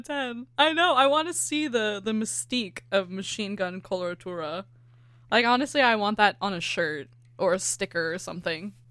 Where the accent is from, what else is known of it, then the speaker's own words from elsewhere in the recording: California, United States; accent: California; my California accent